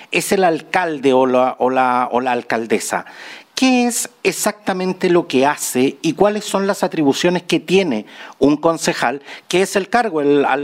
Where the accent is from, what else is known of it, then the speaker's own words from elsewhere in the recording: Chile; El 11 de abril los chilenos volveremos a las urnas para elegir no solo a quienes conformarán la convención constituyente, sino que también a los gobernadores, alcaldes y concejales.